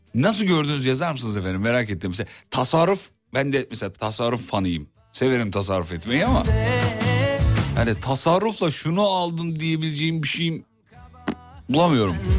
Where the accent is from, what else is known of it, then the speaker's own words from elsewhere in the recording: İzmit, Kocaeli, Turkey; Ben şimdi İzmit'te derin Kocaeli'de çene suyu diye bir yerde büyüdüm